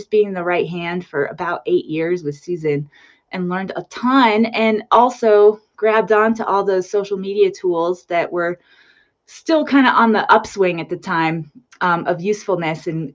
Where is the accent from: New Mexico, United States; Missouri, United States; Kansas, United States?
New Mexico, United States; I grew up in New Mexico. It's nice to be in my home state